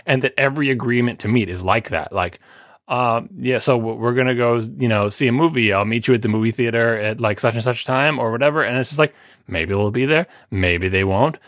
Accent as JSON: {"language": "English", "region": "New York", "country": "United States", "tie": "born or raised there", "said": "I am from New York"}